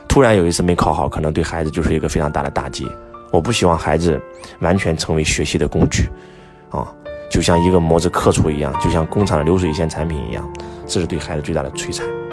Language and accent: Chinese; China; 我们中国人讲中庸之道